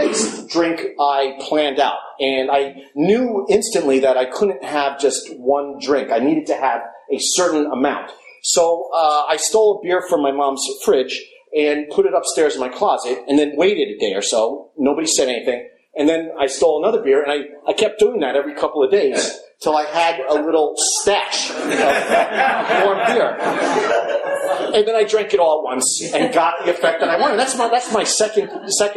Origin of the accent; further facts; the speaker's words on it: Long Island, New York, United States; moved away; so I was born in Long Island in 1965